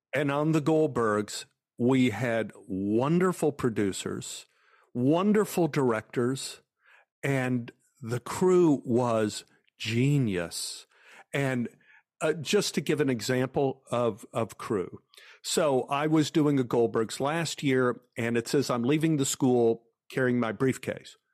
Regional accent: Dallas, Texas, United States; growing up in Oak Cliff, which was a white flight area

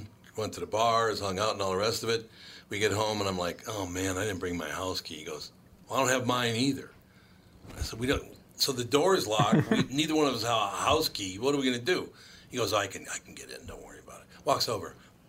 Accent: Minneapolis, Minnesota, United States; also born or lived in Jacksonville, Florida; I grew up in Minneapolis

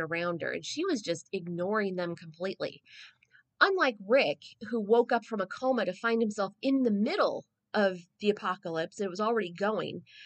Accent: San Diego, California, United States; I'm a San Diegan, I'm a Southern Californian.

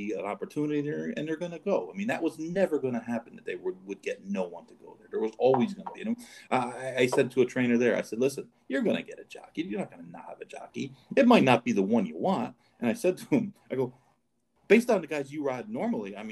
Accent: New York, United States; I grew up in New York

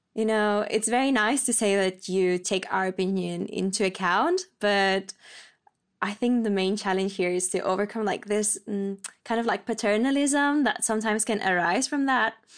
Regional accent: Spain; moved away as an adult; now in Copenhagen, Denmark; I'm twenty-five and I come from Spain. I'm currently based in Copenhagen

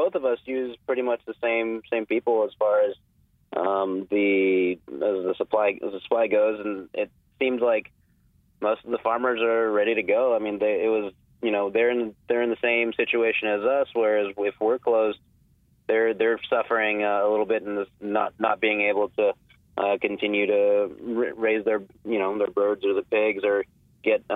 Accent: Houston, Texas, United States; I've been born and raised in Houston

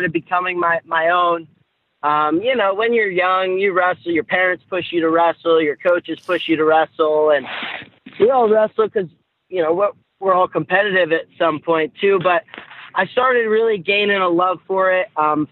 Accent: New Jersey, United States; growing up in Jersey, I wrestled for this club called Pascack Hills

